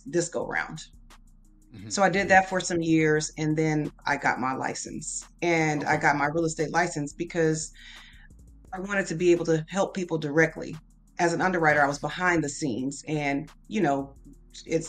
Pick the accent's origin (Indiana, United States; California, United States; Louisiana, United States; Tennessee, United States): California, United States; San Diego; moved away as an adult; also born or lived in Texas; now in Houston, United States; I was born in Texas, but my mom moved to San Diego when I was a kid. And then I moved back to Houston in 2001